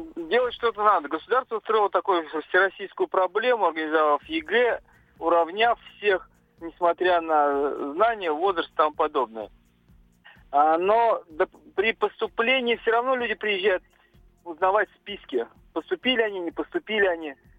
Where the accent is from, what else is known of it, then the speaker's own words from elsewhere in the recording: Moscow, Russia; я из Москвы